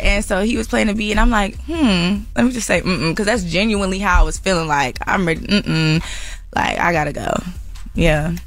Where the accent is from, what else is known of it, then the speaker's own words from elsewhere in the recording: Atlanta, Georgia, United States; also born or lived in California; I was born in Cali, mm-hmm. but I, I grew up in Atlanta